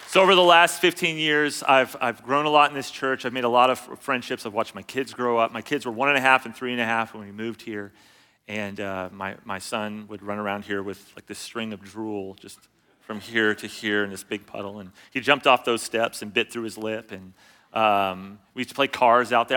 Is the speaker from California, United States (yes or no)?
yes; California, United States; I grew up in California